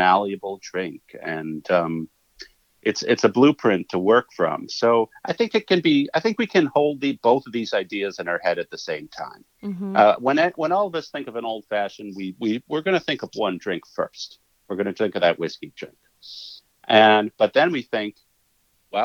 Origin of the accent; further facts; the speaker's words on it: Eagle, Wisconsin, United States; moved away; also born or lived in Milwaukee, Wisconsin; I was born in Milwaukee, and then I was raised in a farm community called Eagle